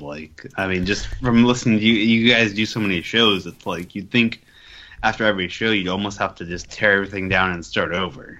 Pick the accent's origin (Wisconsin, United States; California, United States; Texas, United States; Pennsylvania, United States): California, United States